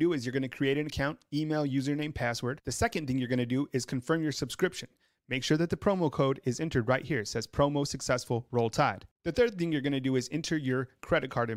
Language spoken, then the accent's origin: English; New Mexico, United States; moved away; I used to live in New Mexico. That's where I'm from